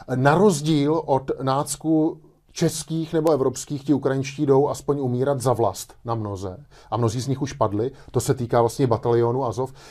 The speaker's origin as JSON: {"language": "Czech", "country": "Czechia"}